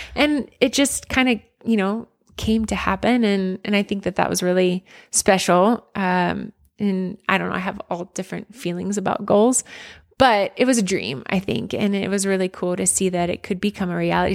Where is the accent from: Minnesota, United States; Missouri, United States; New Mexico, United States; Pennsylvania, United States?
Pennsylvania, United States; Pottstown; a girl growing up in Pottstown, Pennsylvania